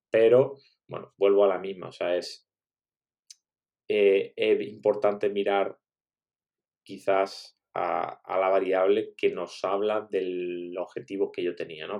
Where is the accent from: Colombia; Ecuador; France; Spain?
Spain; Málaga, Andalusia; moved away as an adult; also born or lived in China; estando ahora en Málaga, que bueno, pues como comentabas, para que no lo sepa, resulta que, es mi ciudad natal además